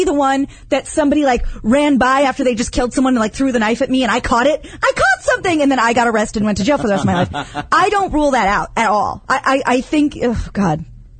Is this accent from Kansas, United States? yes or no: yes; Kansas, United States; Now, I'm from Kansas.